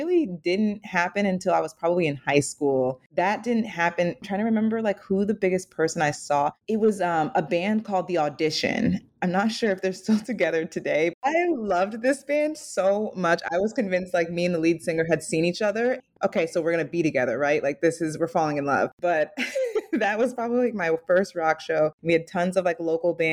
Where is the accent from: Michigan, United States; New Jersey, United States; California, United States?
Michigan, United States; Lansing; moved away; also born or lived in Texas; I'm from Lansing, Michigan